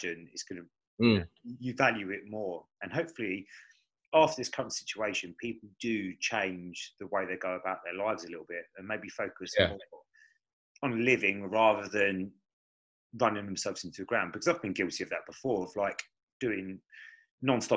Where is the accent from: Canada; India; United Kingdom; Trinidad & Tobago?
United Kingdom; Chatham, South East England; also born or lived in Gillingham; now in Strood, United Kingdom; I was born in Chatham.